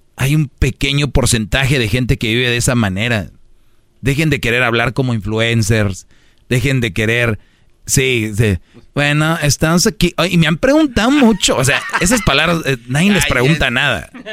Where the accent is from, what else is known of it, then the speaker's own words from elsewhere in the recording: Monterrey, Nuevo León, Mexico; Yo soy de Monterrey